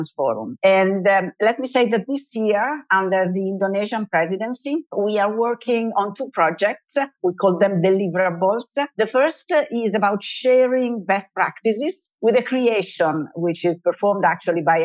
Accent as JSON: {"language": "English", "country": "Italy", "said": "from Italy, more specifically from the Italian Central Bank"}